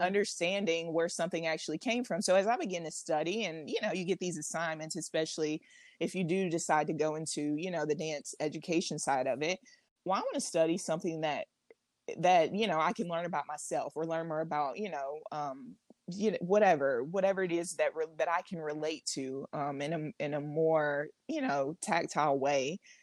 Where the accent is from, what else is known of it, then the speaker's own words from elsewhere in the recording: Alabama, United States; I was born and raised in Alabama